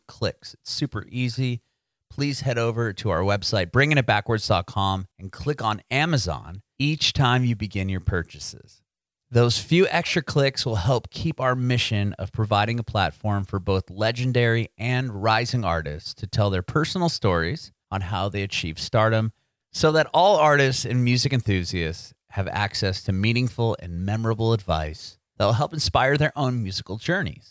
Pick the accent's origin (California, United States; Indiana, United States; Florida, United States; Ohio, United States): California, United States; San Diego; moved away as an adult; now in Nashville, United States; I'm in Nashville. I'm originally from San Diego, though. So I moved to Nashville about 8 months ago or so.